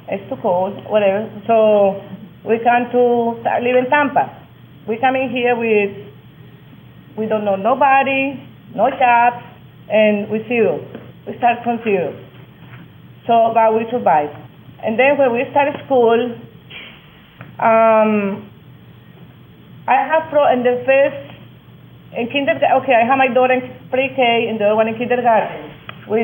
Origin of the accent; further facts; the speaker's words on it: Colombia; moved away as an adult; now in United States; I came from Colombia in 86.